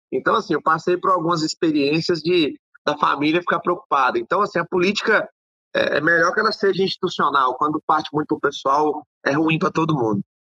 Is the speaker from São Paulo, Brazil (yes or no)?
no; Luziânia, Goiás, Brazil; eu sou nascido e criado aqui em Lusiânia